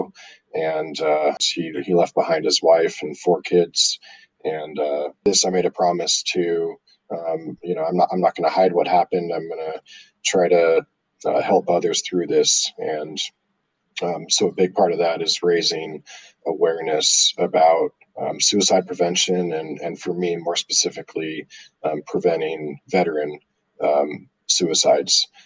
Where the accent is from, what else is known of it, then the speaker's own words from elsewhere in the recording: Southern California, United States; Growing up in Southern California, I got to play a Junior World event there